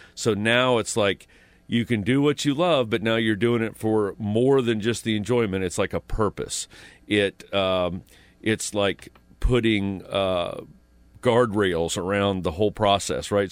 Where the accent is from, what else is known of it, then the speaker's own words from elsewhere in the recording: Pendleton, Indiana, United States; moved away; I grew up in Indiana, this, you know, small town, Pendleton, Indiana